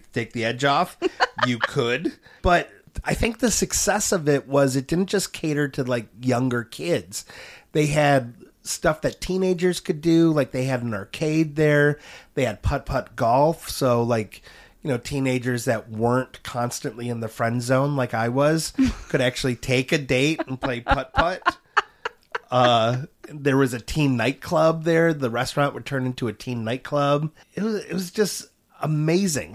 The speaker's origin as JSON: {"language": "English", "area": "Auburn Road and Dequindre", "region": "Michigan", "country": "United States", "tie": "born or raised there", "said": "It was on Auburn Road just east of DeQuinder, and I grew up at eighteen in DeQuinder"}